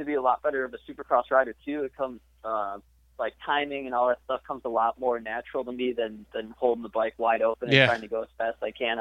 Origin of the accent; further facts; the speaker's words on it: Richmond, Illinois, United States; I grew up in Richmond, Illinois for pretty much my entire life.